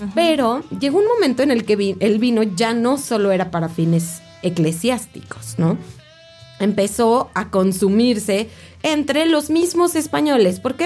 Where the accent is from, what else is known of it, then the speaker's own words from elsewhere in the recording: Mexico; todos, todos como mexicanos tenemos el compromiso